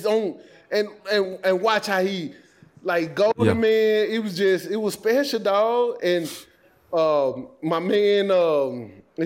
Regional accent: the South, United States; moved away; I grew up in the South

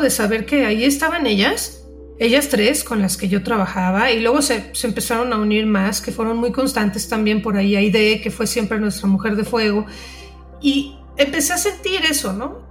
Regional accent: Mexico City, Mexico; moved away as an adult; also born or lived in Manzanillo; yo soy de la Ciudad de México, para quienes no saben

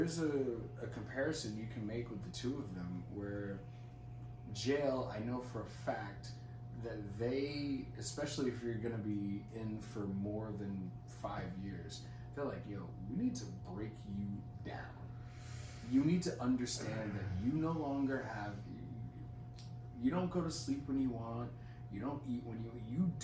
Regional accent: United States; Makes. I am American.

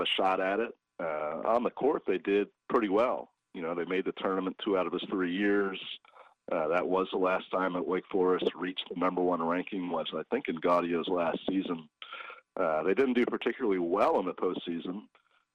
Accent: Raleigh, North Carolina, United States; I grew up, of course, in Raleigh

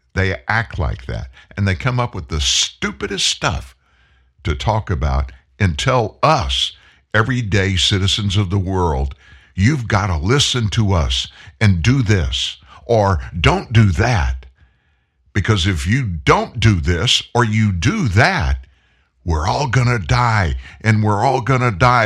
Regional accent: United States; as an American citizen, as a taxpayer

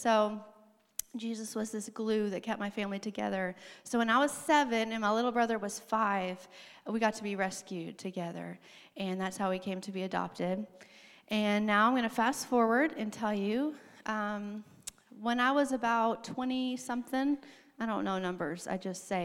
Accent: Arkansas, United States; moved away; I grew up in Arkansas

